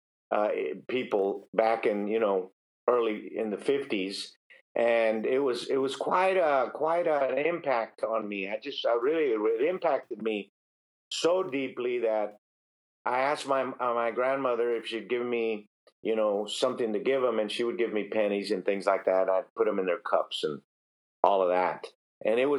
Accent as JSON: {"language": "English", "town": "Harlingen", "region": "Texas", "country": "United States", "tie": "born or raised there", "said": "I grew up in South Texas. I grew up down in Harlingen, Texas"}